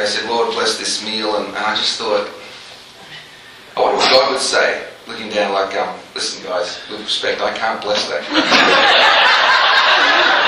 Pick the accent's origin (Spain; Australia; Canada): Australia; Melbourne, Victoria; moved away as an adult; also born or lived in England; now in Nashville, United States; I was born in England, grew up in Australia, in Melbourne, Australia, and now I've been living in Nashville, Tennessee for 15 years